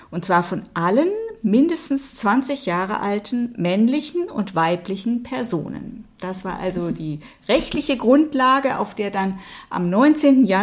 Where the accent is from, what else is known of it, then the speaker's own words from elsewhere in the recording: Baden-Württemberg, Germany; Ja, ich bin ja in Baden-Württemberg aufgewachsen.